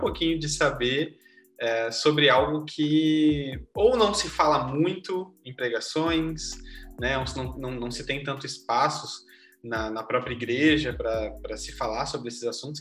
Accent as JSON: {"language": "Portuguese", "town": "Gravataí", "region": "Rio Grande do Sul", "country": "Brazil", "said": "sou aqui de Gravataí"}